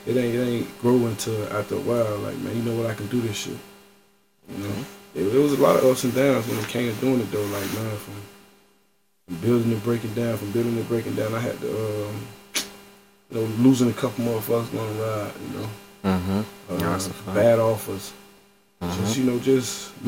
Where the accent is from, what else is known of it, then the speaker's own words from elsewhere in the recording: Miami, Florida, United States; I'm from Miami, Florida. Mm-hmm. I'm from the Poker Bean Project, Liberty City, 13th. I'm literally from Miami.